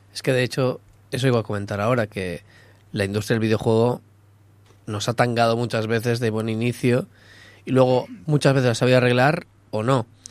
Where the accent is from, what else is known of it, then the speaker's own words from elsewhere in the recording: Catalonia, Spain; Porque soy catalán